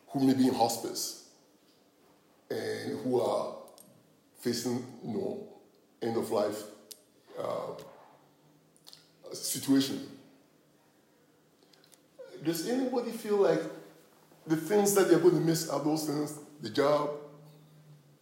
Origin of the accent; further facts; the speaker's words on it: Ghana; I'm from Ghana